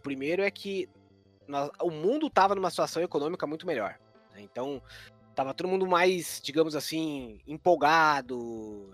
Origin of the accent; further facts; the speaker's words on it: interior of Santa Catarina, Brazil; a cidade onde eu nasci, no interior do interior de Santa Catarina